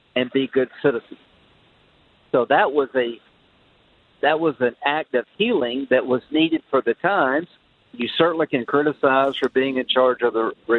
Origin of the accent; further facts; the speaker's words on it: South Carolina, United States; I grew up in South Carolina